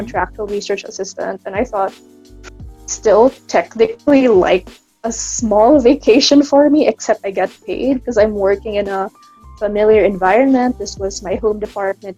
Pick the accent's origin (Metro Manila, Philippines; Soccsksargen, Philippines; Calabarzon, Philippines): Soccsksargen, Philippines; Kidapawan; I'm from Kidapawan City, that's in North Cotabato